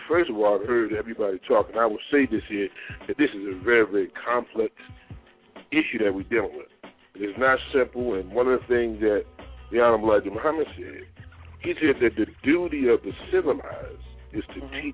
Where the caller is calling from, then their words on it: New Jersey, United States; I'm calling from New Jersey.